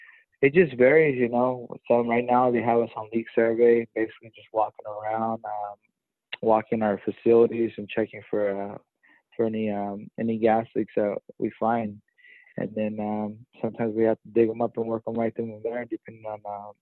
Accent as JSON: {"language": "English", "town": "Blythe", "region": "California", "country": "United States", "tie": "born or raised there", "said": "Blythe was a real small town. You you know everybody. A lot of your friends' parents work at the prison. There's two prisons there, Chuckwalla and Ironwood."}